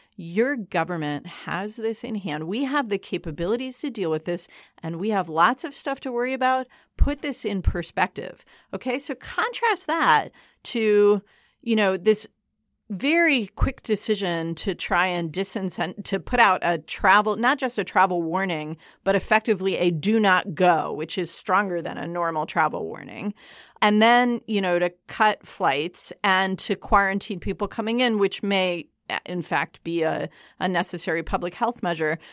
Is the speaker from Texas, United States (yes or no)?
no; East Lansing, Michigan, United States; moved away; Michigan, my home state